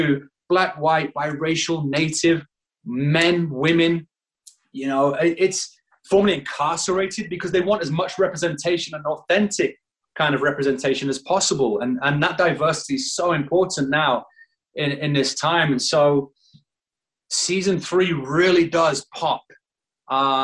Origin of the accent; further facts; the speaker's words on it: Northern England, United Kingdom; moved away as an adult; now in United States; being British and Northern